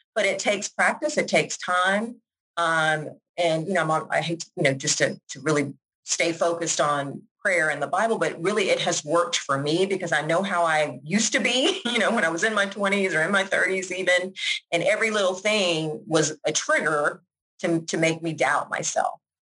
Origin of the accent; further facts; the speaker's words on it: Georgia, United States; moved away as an adult; also born or lived in Washington, District of Columbia, United States / New York; now in Jacksonville, United States; I am originally from Georgia, even though I live here now in Florida. Uh, born and raised, raised in Georgia